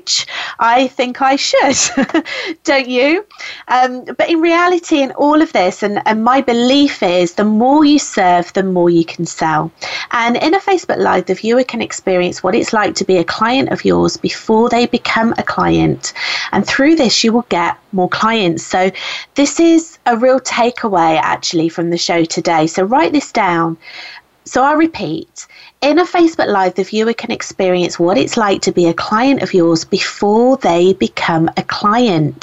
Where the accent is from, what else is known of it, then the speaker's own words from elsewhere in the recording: United Kingdom; I'm British